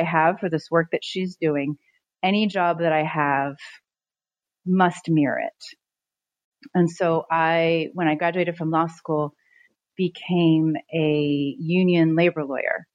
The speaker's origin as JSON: {"language": "English", "area": "San Francisco Bay Area", "region": "California", "country": "United States", "tie": "born or raised there", "also_born_or_lived": "Haiti", "moved": "as an adult", "said": "I was raised in the San Francisco Bay Area by a really, really loving mother"}